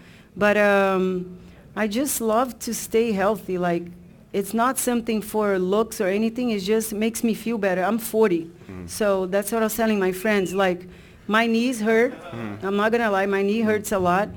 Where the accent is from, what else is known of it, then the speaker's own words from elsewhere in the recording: Brazil; moved away; I grew up in Brazil with a lot of guys